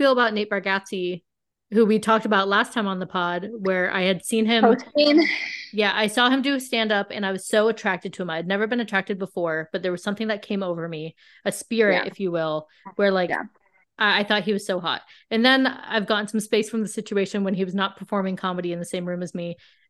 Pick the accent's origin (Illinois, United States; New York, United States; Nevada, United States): Nevada, United States; Las Vegas; I'm from Vegas, if people don't know. I'm sure you all do. I live in Vegas.